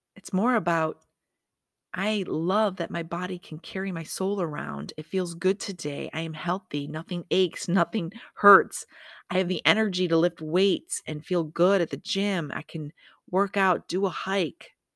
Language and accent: English; Michigan, United States; moved away as an adult; now in Las Vegas, United States; I'm from Michigan. Of course I'm gonna sound that way. I've lived in Vegas fifteen years, but guess what? I'm still from Michigan